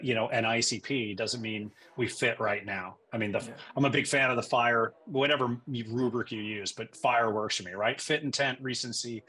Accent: Western Massachusetts, United States; moved away as an adult; also born or lived in New York City / San Francisco Bay Area / Boston / New York tri-state area; now in Connecticut, United States; I was born in New York City, but my parents decided to raise me in the country, so to speak. So we moved to Western Massachusetts. I grew up there

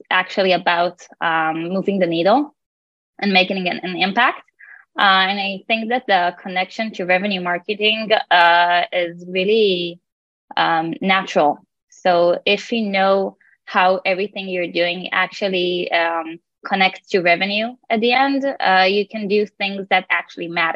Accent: Tel Aviv, Tel Aviv District, Israel; I'm from Tel Aviv, working as a PMM at InfiniGrow.

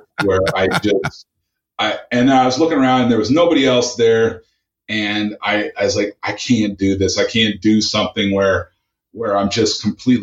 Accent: the Northwest, Pacific Northwest, United States; I grew up in the Northwest. My father was a Microsoft employee.

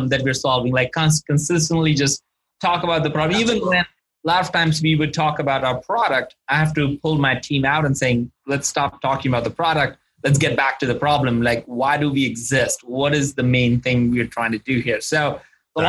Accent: India; moved away; I'm originally from India

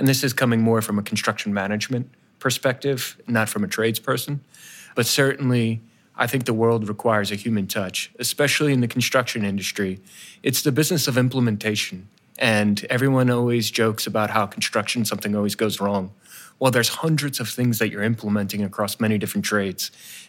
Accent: New Jersey, United States; I'm from New Jersey

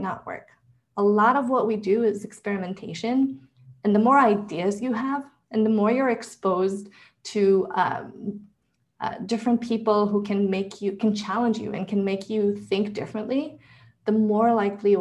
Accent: Israel; I was born and raised in Israel

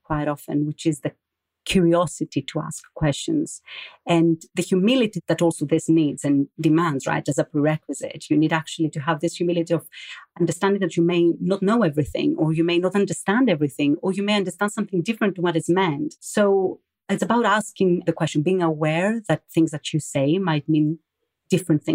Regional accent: Greece; moved away as an adult; also born or lived in London / France / Athens; now in Germany; I grew up in Greece. I then moved to London with some time also being spent in France. And now I'm in Germany

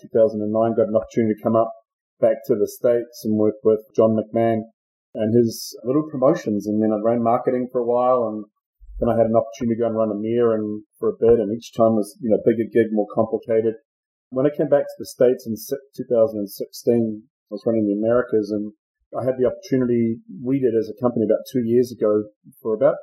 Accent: New Zealand; moved away as an adult; also born or lived in Australia; I'm from New Zealand, and I started with BMC, first of all, as a partner down in New Zealand

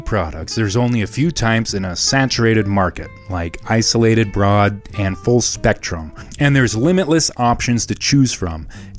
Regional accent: Colorado, United States; obviously we're from Colorado.

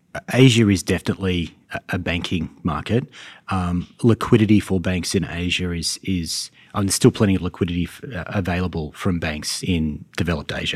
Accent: Sydney, New South Wales, Australia; moved away as an adult; now in Charlotte, United States; So in Sydney.

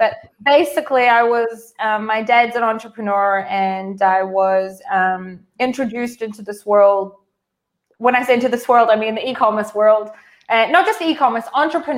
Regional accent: New Zealand; moved away as an adult; now in Israel; I'm a Kiwi. Born to Israeli parents, and then I moved to Israel when I was 21

